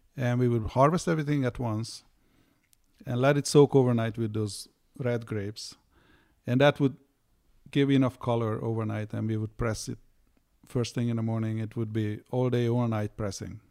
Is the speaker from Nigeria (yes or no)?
no; Hungary; now in United States; I grew up in Hungary